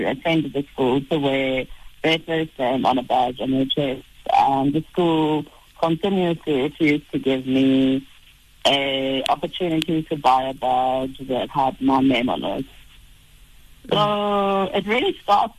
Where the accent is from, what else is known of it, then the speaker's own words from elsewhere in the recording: South Africa; as a South African citizen, when I was 16, like many of my peers, I got my ID back